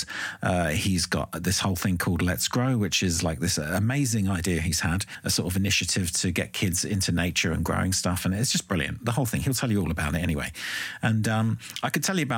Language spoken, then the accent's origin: English; London, United Kingdom; also born or lived in Ireland; I was born in London and I grew up in Ireland and London.